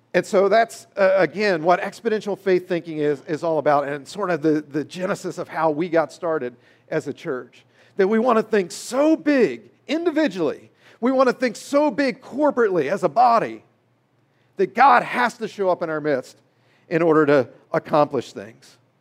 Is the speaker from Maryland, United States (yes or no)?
yes; Maryland, United States; I grew up in Maryland